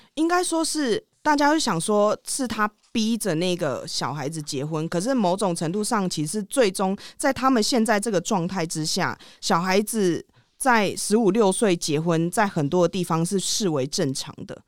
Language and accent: Chinese; Taiwan; now in India; 我们台湾人